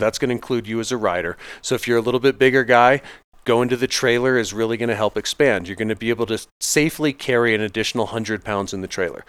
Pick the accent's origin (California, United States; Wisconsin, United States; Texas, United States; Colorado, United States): Colorado, United States; Vail; I grew up out here in Vail, Colorado